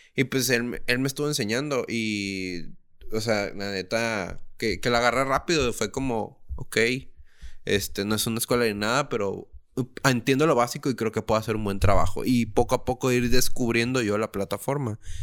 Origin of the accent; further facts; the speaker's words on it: Tijuana, Baja California, Mexico; soy un tijuanense